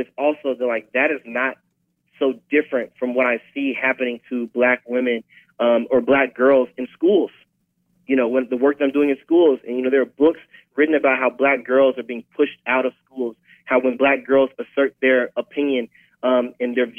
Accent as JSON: {"language": "English", "town": "St. Louis", "region": "Missouri", "country": "United States", "moved": "yes", "said": "I'm originally from St. Louis"}